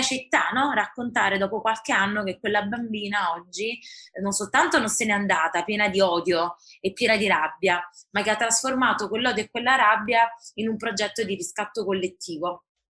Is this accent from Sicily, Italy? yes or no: no; Naples, Campania, Italy; nata a Napoli, classe 87 ad aprile, quindi ho compiuto 34 anni e dopo, come spesso accade, formazione e vita anche all'estero, oggi vivo e lotto per la mia Napoli